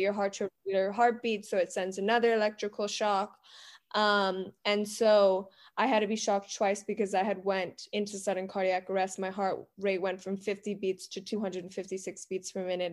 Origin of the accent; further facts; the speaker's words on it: Miami, Florida, United States; we are originally from Miami, Florida